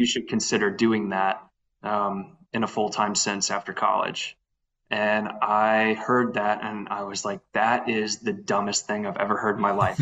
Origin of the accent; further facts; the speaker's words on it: Lafayette, Louisiana, United States; born and raised in, in Lafayette